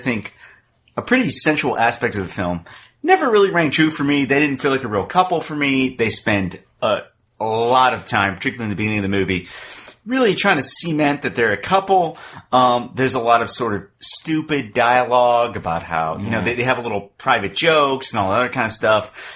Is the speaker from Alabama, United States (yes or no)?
no; Texas, United States; I'm from Texas. I grew up in Texas